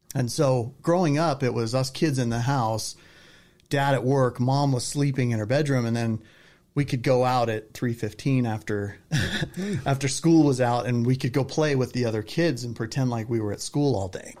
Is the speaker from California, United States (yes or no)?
yes; Southern California, United States; moved away as an adult; now in Utah, United States; I grew up in Southern California